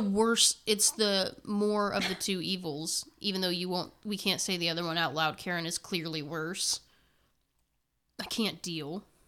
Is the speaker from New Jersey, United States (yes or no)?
no; Indiana, United States; we're from Indiana